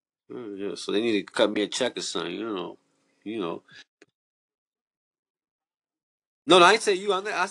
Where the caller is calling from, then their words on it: New York City, New York, United States; I'm calling from New York City.